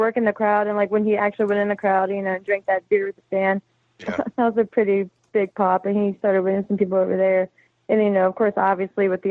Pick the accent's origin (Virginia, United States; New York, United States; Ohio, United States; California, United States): Virginia, United States; I'm from Virginia